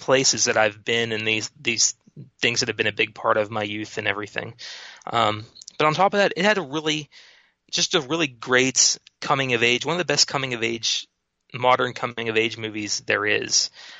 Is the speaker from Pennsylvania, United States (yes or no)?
yes; Pittsburgh, Pennsylvania, United States; I'm from Pittsburgh. Been from Pittsburgh almost my entire life